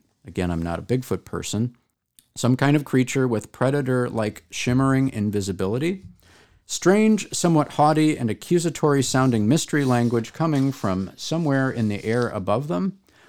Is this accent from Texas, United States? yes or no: yes; Texas, United States; the way people generally feel entitled to talk bleep about my home state of Texas without ever having visited.